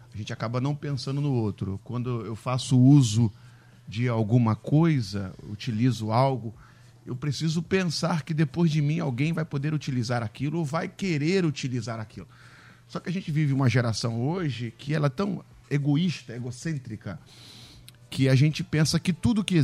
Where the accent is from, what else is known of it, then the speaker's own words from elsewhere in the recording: Rio de Janeiro, Brazil; Eu amo a minha cidade, amo o Rio de Janeiro, sou carioca, nasci em Bom Sucesso, Hospital Geral de Bom Sucesso, ao lado da minha igreja.